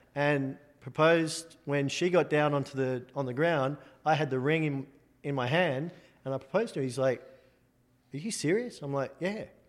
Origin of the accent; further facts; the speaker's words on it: Sydney, New South Wales, Australia; moved away as an adult; now in United States; I'm an Australian guy with two left feet. But, um, yeah, I was born in Australia, born in Sydney.